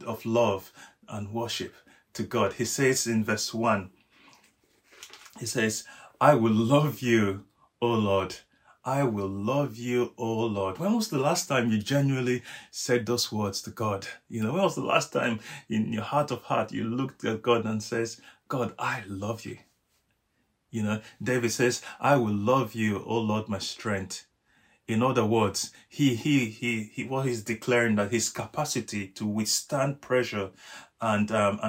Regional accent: Nigeria; I'm Nigerian. Each time I drive past one of the biggest rocks in my home country in Nigeria

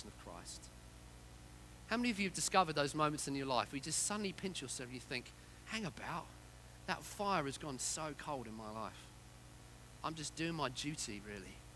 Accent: Yorkshire and the Humber, United Kingdom; I was born in Yorkshire.

